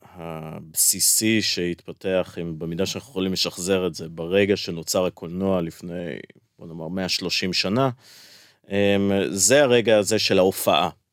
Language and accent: Hebrew; Tel Aviv, Tel Aviv District, Israel; כשאני גדלתי בתל אביב